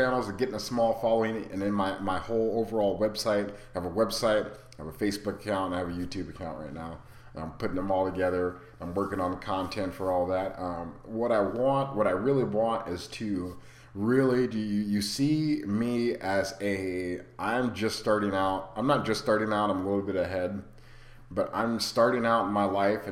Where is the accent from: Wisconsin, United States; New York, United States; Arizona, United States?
Arizona, United States; moved away as an adult; also born or lived in Rapid City, South Dakota; I'm from Arizona. All my family's here